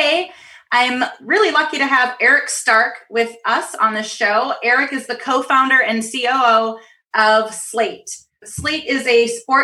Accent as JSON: {"language": "English", "town": "Minneapolis", "region": "Minnesota", "country": "United States", "tie": "born or raised there", "said": "my hometown of Minneapolis"}